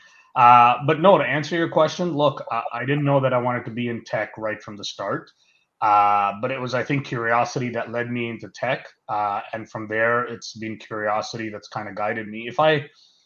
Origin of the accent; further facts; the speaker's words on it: Mumbai, Maharashtra, India; moved away; I was born in Bombay, India. Or Mumbai now, as it's called